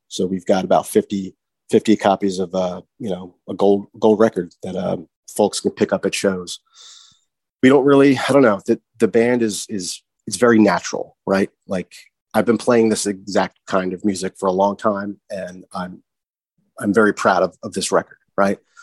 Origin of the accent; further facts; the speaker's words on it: Morrisville, Pennsylvania, United States; also born or lived in Georgia / Sydney, Australia / Philadelphia; now in Glenside, Pennsylvania, United States; i grew up in the Philadelphia area, right? I'm, I'm from Bucks County.